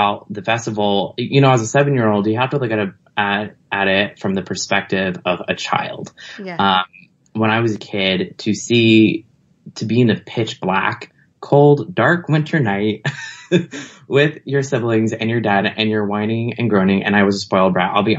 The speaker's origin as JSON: {"language": "English", "town": "Los Angeles", "region": "California", "country": "United States", "said": "I'm originally from Los Angeles"}